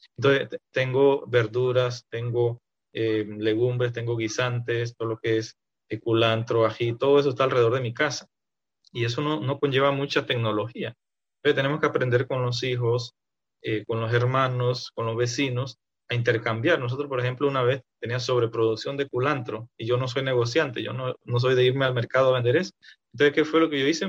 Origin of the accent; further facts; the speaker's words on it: a community in Renacimiento, Tierras Altas, Chiriquí, Panama; la comunidad donde yo nací se llama Tiago, de, Santiago